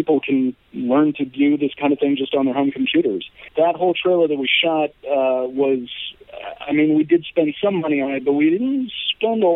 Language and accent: English; Omaha, Nebraska, United States; moved away as an adult; also born or lived in Santa Fe, New Mexico; now in Los Angeles, United States; I'm an Omaha native, I grew up in the Midwest